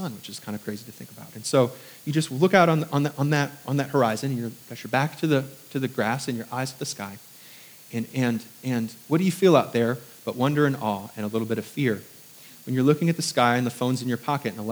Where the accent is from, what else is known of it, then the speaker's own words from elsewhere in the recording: Indiana, United States; moved away as an adult; also born or lived in New York; now in Southern United States; I was from New York for the first 10 years of my life and then Indiana, which is kind of country